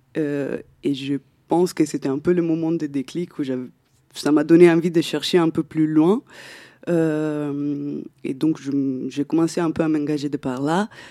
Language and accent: French; Italy; moved away; je viens d'Italie à la base